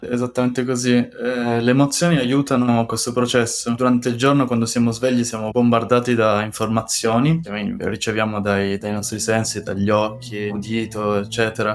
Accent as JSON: {"language": "Italian", "country": "Italy", "also_born_or_lived": "Paris, France / Bordeaux, France", "moved": "as an adult", "lives_now": "Bern, Switzerland", "said": "tornerei volentieri in Italia, il mio paese"}